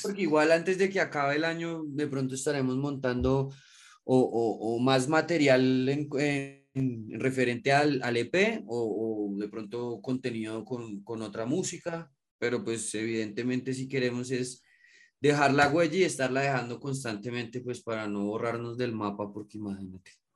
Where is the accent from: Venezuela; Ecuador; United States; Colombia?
Colombia; Bogotá; nosotros somos de acá de Bogotá